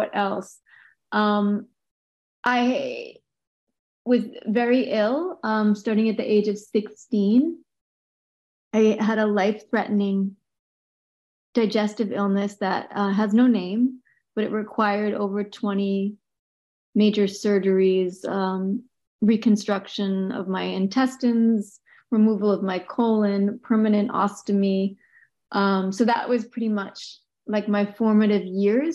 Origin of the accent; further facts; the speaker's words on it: Boston, Massachusetts, United States; I was born in Boston. I went to a Catholic school